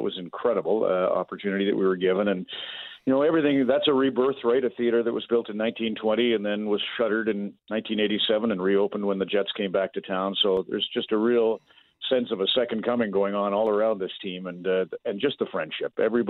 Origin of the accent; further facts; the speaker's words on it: Red Deer, Alberta, Canada; I grew up in Red Deer